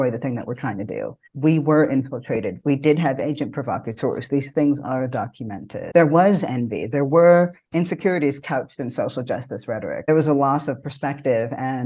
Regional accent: Toronto, Ontario, Canada; moved away as an adult; now in United States; I was new to this country. I'm born and raised in Toronto, and I moved here late around 2016.

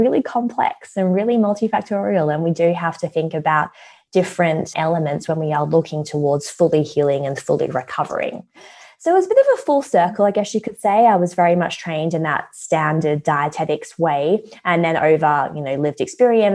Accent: Perth, Western Australia, Australia; moved away as an adult; now in London, United Kingdom; Well, I was actually born in London. My parents lived here for 3 years when they were newly married. They had me, and then they thought, too cold, went back to Perth. And then I grew up in Perth ever since.

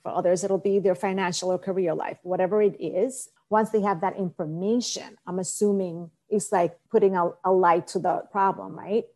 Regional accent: Dominican Republic; I was born in Dominican Republic

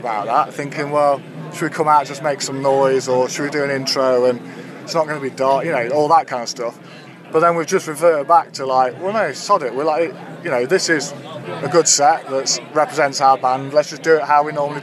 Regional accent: Derby, East Midlands, United Kingdom; we're from Derby, and Derby can be a grim place sometimes. I mean, I love Derby

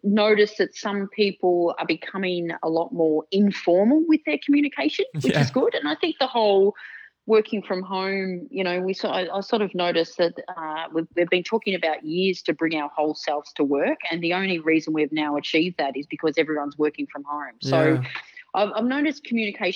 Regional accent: Melbourne, Victoria, Australia; So I was born in Melbourne. So I've born and lived in Melbourne all my life

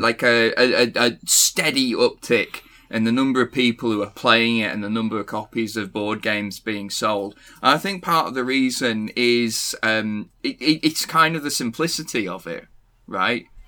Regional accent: Cockermouth, North West England, United Kingdom; I am from, uh, I'm from Cumbria

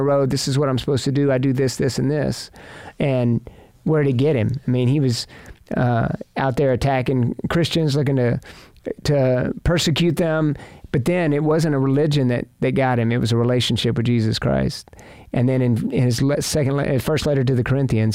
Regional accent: Fort Worth, Texas, United States; I grew up in Fort Worth

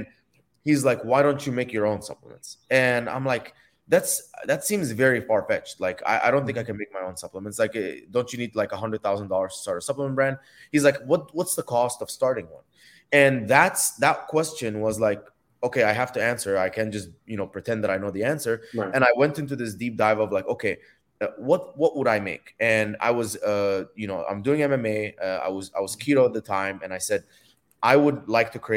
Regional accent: Dubai, United Arab Emirates; moved away as an adult; also born or lived in Egypt; now in United States; I was born in Egypt, grew up in Dubai.

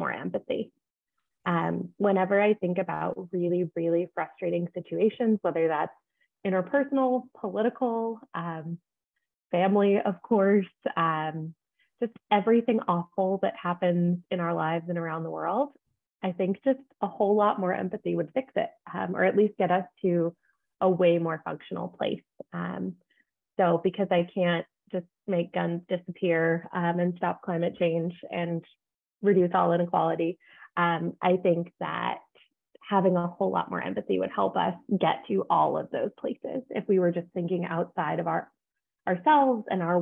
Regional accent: Redondo Beach, California, United States; I'm from Southern California, LA area, Redondo Beach.

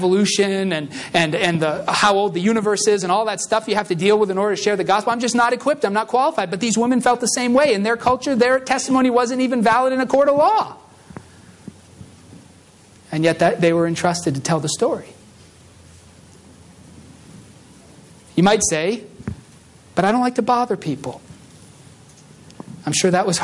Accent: Massachusetts, United States; moved away; I come from Massachusetts in, like, you know, an urban kind of suburban area

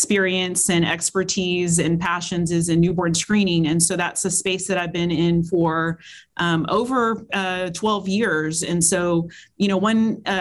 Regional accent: Texas, United States; now in South Carolina, United States; my home state of Texas

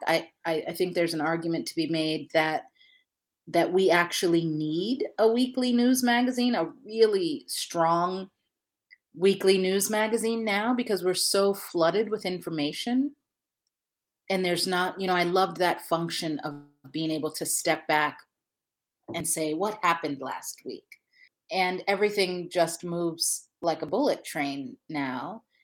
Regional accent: Ohio, United States; now in Michigan, United States; I'm, I'm based in Michigan, and I'm from Ohio.

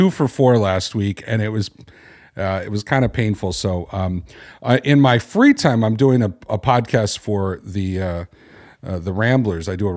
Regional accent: Chicago, Illinois, United States; I'm from Chicago.

